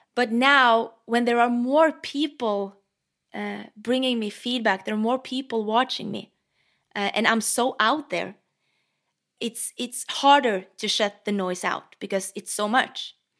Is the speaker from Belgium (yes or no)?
no; Norway; English is a second language; I'm Norwegian